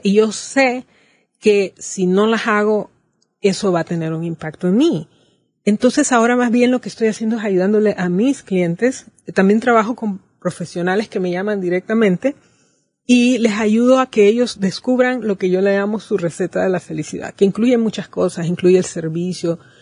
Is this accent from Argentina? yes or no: no; Honduras